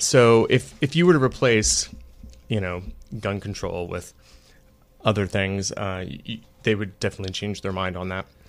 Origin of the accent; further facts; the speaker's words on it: Virginia Beach, Virginia, United States; moved away; Virginia Beach, which is actually my hometown